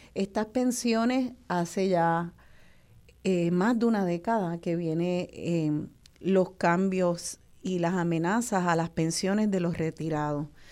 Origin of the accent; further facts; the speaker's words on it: Puerto Rico; nuestra mentalidad como puertorriqueños